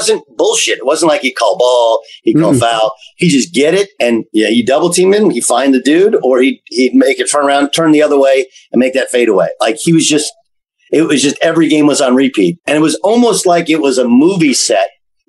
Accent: West Coast, United States; and I'm from West Coast.

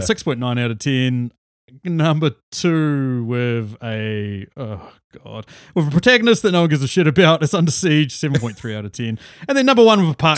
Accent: New Zealand; also born or lived in Auckland, New Zealand; we're different from Australia. We actually do have ski fields

